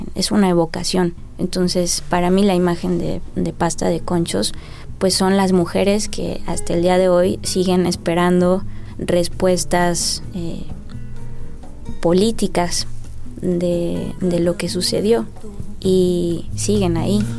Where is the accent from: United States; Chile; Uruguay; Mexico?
Mexico; soy escritora mexicana, nacida en 1984